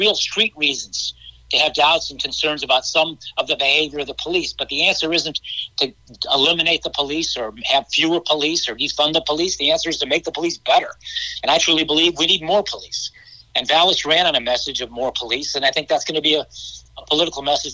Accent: Chicago, Illinois, United States; born and raised in Chicago. We're raising our children here in Chicago

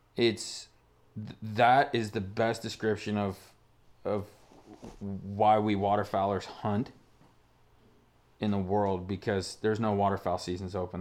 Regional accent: Stillwater Marsh, Nevada, United States; moved away; where you and I grew up hunting in the Stillwater Marsh in Nevada

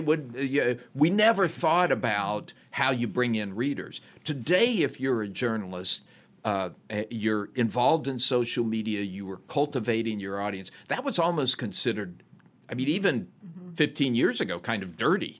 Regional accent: Chattanooga, Tennessee, United States; born or raised there; moved away; also born or lived in Ohio

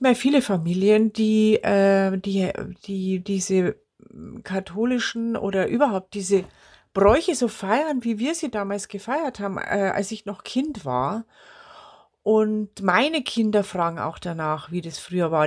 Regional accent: Bavaria, Germany; als Bayerin und als bayerische Volkskundlerin

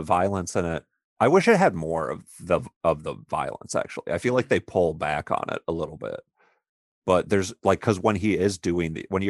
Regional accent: Tampa, Florida, United States; The one in Thomas, with Thomas Jane is filmed in my hometown in Tampa.

